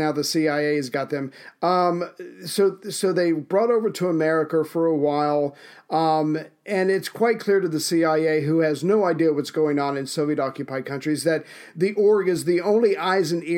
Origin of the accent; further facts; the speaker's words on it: United States; as an American